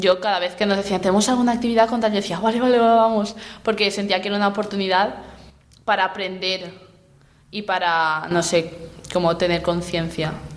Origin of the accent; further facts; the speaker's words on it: Spain; soy de España